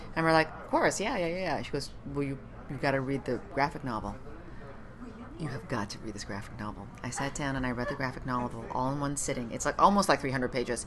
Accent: Ottawa, Ontario, Canada; moved away as an adult; also born or lived in Montreal; now in Los Angeles, United States; a Canadian who grew up in Ottawa

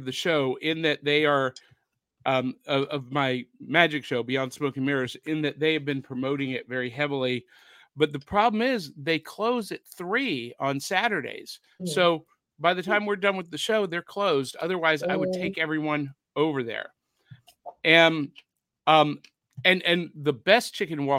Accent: Ohio, United States; moved away; also born or lived in Little Rock, Arkansas; I grew up in Ohio

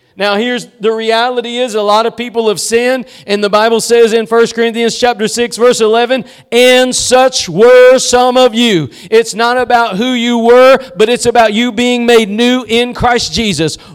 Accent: East Texas, United States; I'm just somebody from East Texas

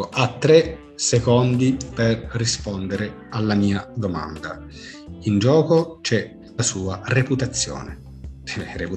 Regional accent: Messina, Sicily, Italy; Sono messinese, per carità.

